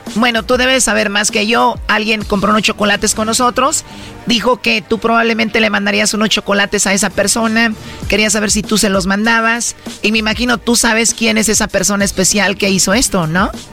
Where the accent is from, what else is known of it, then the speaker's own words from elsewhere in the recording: Jiquilpan, Michoacán, Mexico; mi pueblo, Jiquilpan, Michoacán.